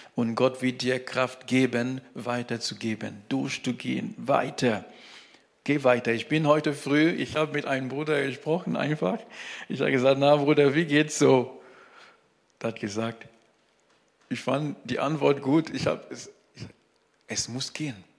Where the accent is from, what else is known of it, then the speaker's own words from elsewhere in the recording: Cameroon; German is a second language; now in Germany; bei uns, äh, wo, wo ich geboren bin, in Kamerun